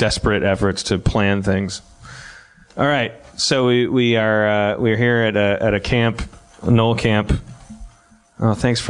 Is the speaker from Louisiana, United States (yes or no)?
yes; New Orleans, Louisiana, United States; I am from New Orleans. Came up to Boston for Dan Harmon's show.